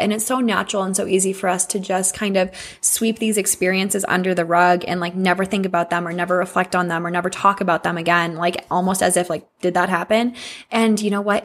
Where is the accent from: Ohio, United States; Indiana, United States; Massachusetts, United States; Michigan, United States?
Massachusetts, United States; born or raised there; moved away